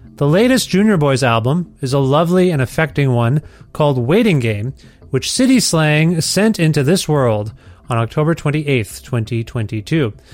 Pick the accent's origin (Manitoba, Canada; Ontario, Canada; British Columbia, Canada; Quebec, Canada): Ontario, Canada; Cambridge; now in Alberta, Canada; The city of Cambridge, Ontario, where I came up